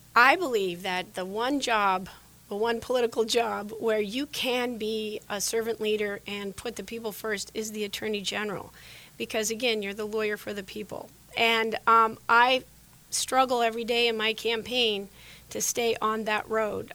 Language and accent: English; Sheridan, Wyoming, United States; moved away as an adult; now in Arizona, United States; Those are the values I grew up with in Sheridan, Wyoming. I've been in Arizona for 28 years